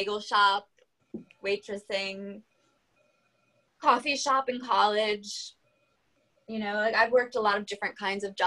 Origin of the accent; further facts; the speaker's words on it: France; I was a babysitter for like 4 kids under the age of like 4 growing up in France